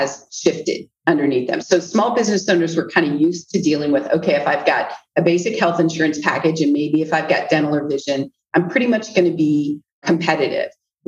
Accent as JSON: {"language": "English", "region": "Central Iowa", "country": "United States", "tie": "born or raised there", "moved": "as an adult", "said": "growing up in Central Iowa was home for me. So I came back to Central Iowa"}